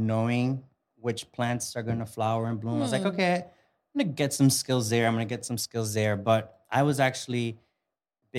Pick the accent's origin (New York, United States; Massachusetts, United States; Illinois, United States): New York, United States; New York City; English is a second language; also born or lived in Dominican Republic; I grew up in Queens